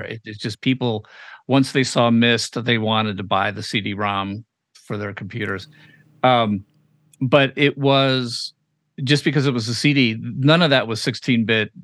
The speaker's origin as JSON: {"language": "English", "town": "Chicago", "region": "Illinois", "country": "United States", "said": "we're both from Chicago."}